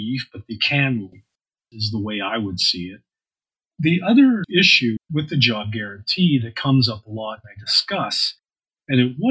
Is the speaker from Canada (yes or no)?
yes; Canadian Prairies, Canada; I'm a Canadian prairie populist